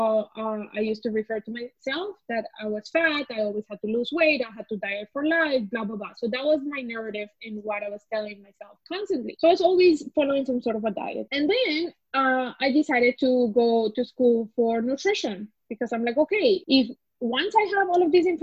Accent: Colombia; now in Canada; So I am actually from Colombia. I've been in Canada 14 years now, and I came as a refugee.

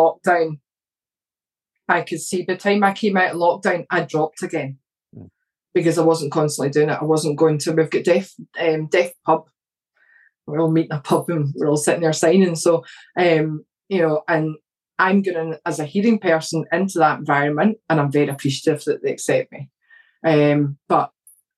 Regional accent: Scotland, United Kingdom; Now, I'm Scottish

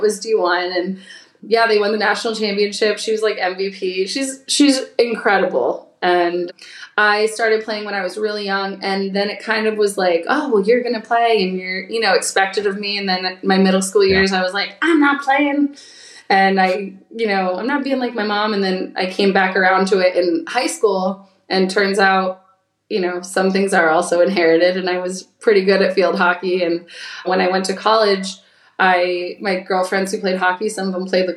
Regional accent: Clarks Summit, Pennsylvania, United States; moved away as an adult; also born or lived in North Carolina; now in Florida, United States; I grew up in a city called Clark Summit right outside of Scranton, Pennsylvania.

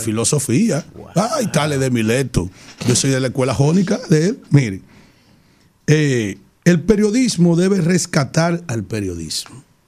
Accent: Yaguate, San Cristóbal, Dominican Republic; yo soy de Yaguate, de un pueblo cañero

